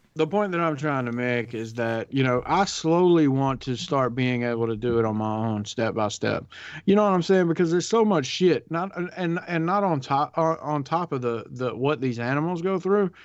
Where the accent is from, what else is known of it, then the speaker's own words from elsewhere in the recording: the South, United States; I grew up in the South